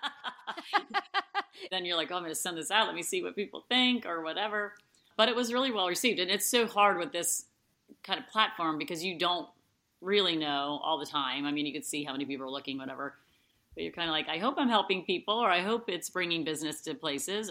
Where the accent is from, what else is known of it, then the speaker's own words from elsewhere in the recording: Cincinnati, Ohio, United States; I was born and raised in Cincinnati